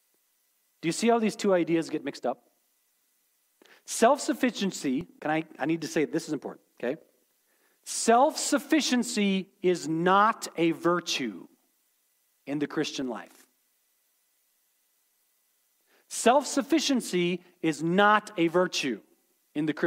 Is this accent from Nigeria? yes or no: no; United States